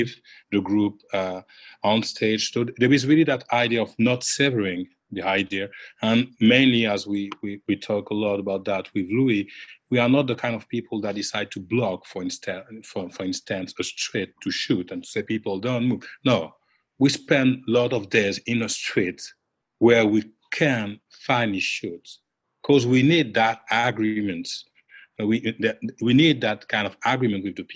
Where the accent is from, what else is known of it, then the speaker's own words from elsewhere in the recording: Guadeloupe; now in Rennes, France; I'm coming from Guadeloupe